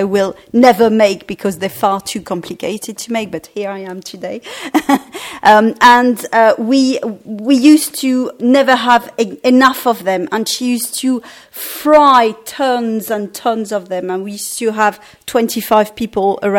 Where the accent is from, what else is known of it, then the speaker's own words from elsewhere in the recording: Paris, Île-de-France, France; I was born in Paris